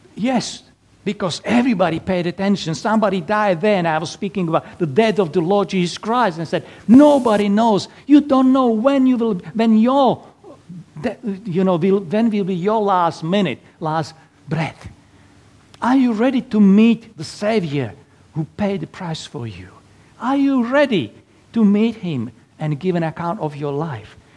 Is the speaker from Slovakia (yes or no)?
yes; Slovakia; English is a second language; moved away as an adult; now in Perth, Australia; originally from little tiny little country in Eastern Europe, Slovakia. So that's why my lovely accent.